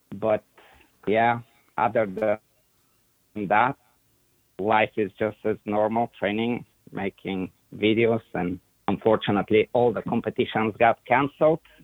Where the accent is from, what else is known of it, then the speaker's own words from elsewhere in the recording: Bulgaria; English is a second language; moved away as an adult; now in Plant City, United States; early 80s started in Bulgaria, it was the it was the whole communist era